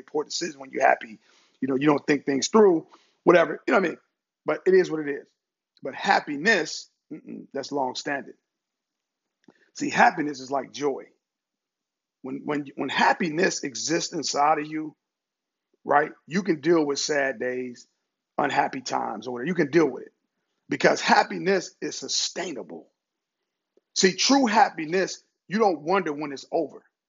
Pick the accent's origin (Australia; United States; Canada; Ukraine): United States; Cincinnati, Ohio; moved away; I'm originally from Cincinnati, Ohio